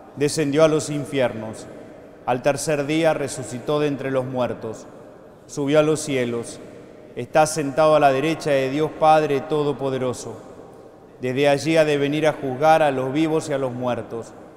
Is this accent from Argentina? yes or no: yes; Argentina